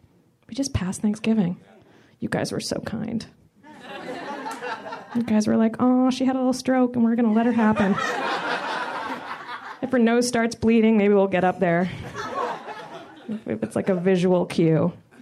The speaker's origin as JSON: {"language": "English", "region": "Florida", "country": "United States", "said": "I am from Florida."}